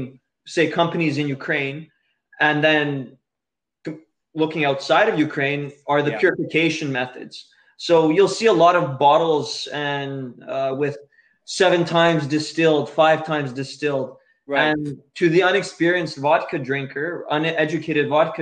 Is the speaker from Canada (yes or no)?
yes; Edmonton, Alberta, Canada; I'm originally born in Edmonton, Alberta.